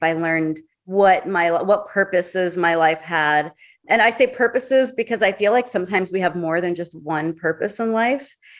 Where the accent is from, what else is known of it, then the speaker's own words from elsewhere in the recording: Hollywood, Florida, United States; now in Hollywood, United States; Originally from Hollywood, Florida